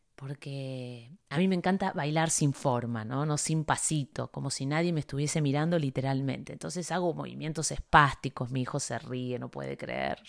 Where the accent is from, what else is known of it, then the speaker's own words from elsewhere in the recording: Buenos Aires, Argentina; also born or lived in Coronel Suárez, Buenos Aires Province; now in Miami, United States; Vengo de, de Buenos Aires